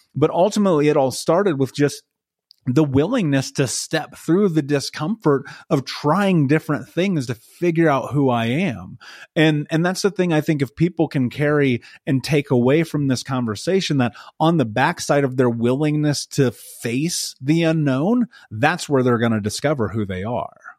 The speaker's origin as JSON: {"language": "English", "country": "United States", "tie": "born or raised there", "said": "I grew up in America, and we were so poor, they turned our water off"}